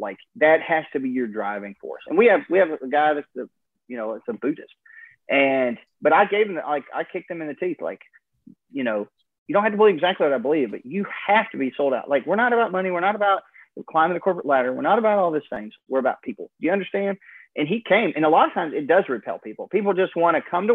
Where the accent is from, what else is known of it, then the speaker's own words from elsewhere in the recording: Alaska, United States; how I was raised in Alaska